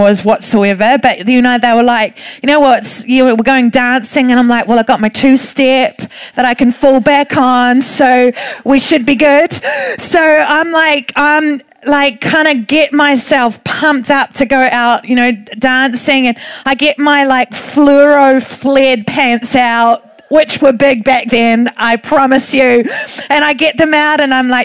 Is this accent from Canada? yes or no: no; Thames, Waikato, New Zealand; I'm from Thames. All we have is a pub called the Holy Cow